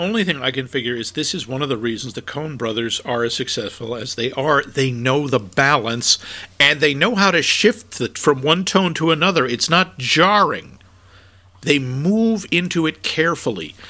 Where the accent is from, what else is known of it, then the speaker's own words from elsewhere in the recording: New England, United States; moved away as an adult; also born or lived in Minnesota; from New England and I had enormous trouble adjusting to the weather in Minnesota.